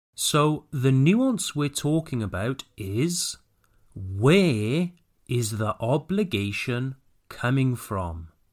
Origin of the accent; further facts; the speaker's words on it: Wales, United Kingdom; moved away; be back in my hometown